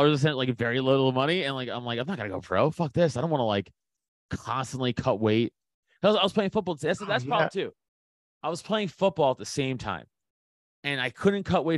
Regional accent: New York City, New York, United States; I'm from Staten Island. So, you know, New York City

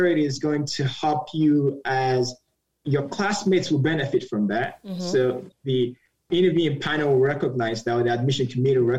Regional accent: Nigeria; moved away as an adult; now in United States; I'm Nigerian, moved to the United States when I was 18

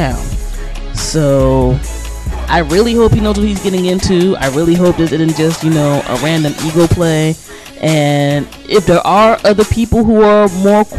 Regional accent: Prince George's County, Maryland, United States; growing up in the Prince George's County of the 1980s and 1990s

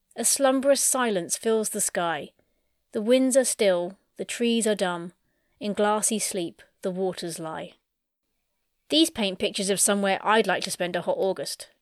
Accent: United Kingdom; I'm British

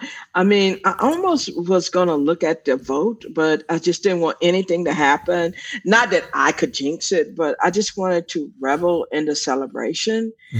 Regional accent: Austin, Texas, United States; I am one of eight children. East Austin, if you know, this is a Black part of town. When I was growing up, it was for Black, poor to middle class people

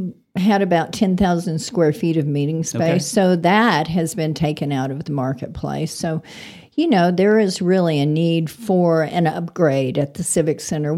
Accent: Alabama, United States; born there; I'm a Southern girl. I was born in Alabama, and I love fried green tomatoes, and there are several out there.

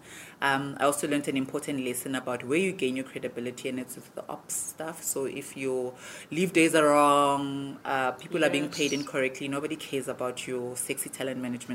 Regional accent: South Africa; As a South African

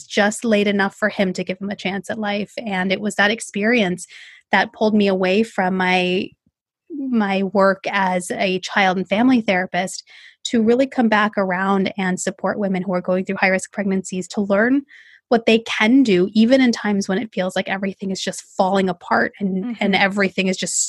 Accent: Bay Area, California, United States; I am from the Bay Area in California, born and raised here, never left

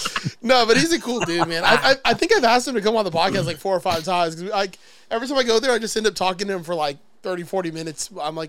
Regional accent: Miami, Florida, United States; I'm from Miami.

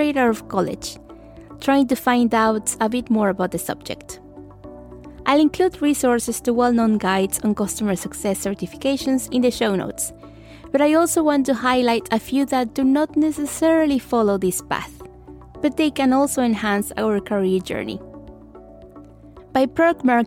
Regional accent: Mexico; I did a bachelor in international marketing in my hometown in Mexico

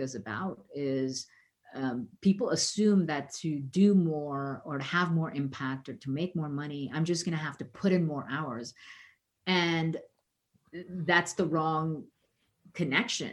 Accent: India; moved away as an adult; now in United States; growing up in the 70s in India

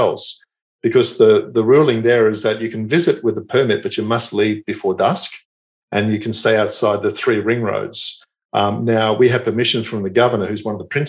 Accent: Australia; moved away as an adult; also born or lived in Perth, Australia / Singapore / Malaysia / Saudi Arabia; I'm proud of being Australian

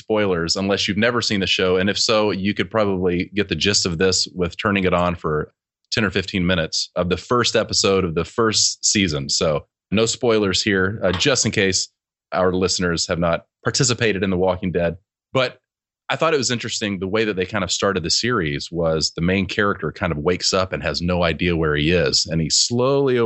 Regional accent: Alabama, United States; moved away as an adult; also born or lived in Prattville, Alabama / Los Angeles, California / Florida; So I grew up in Alabama. Other than spending a little bit of time in college in Florida, I grew up in, my whole life was in Alabama

